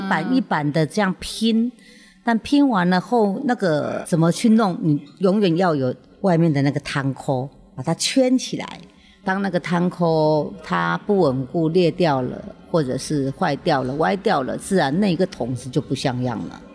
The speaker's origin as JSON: {"language": "Chinese", "country": "Taiwan", "tie": "born or raised there", "said": "我就是在那个庙口的地方长大"}